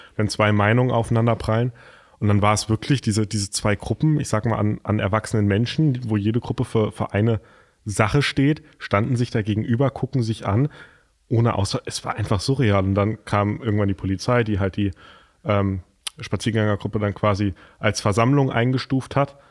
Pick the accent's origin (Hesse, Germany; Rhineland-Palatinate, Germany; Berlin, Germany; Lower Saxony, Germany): Hesse, Germany; Lauterbach; Ich komme ja aus Lauterbach